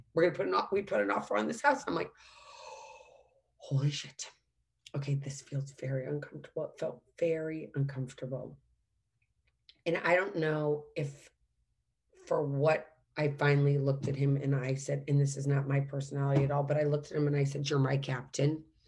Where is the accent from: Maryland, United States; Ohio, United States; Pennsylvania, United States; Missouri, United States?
Missouri, United States; St. Louis; also born or lived in Washington, D.C.; There were amazing fireworks growing up in St. Louis.